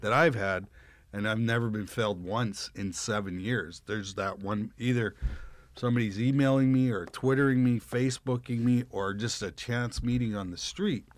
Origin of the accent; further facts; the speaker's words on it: Russell, Manitoba, Canada; moved away; I'm from Russell, Manitoba, and I'm in Los Angeles, California